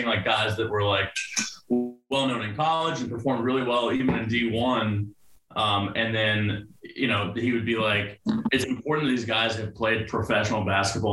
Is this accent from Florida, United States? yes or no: yes; Florida, United States; I'm from Florida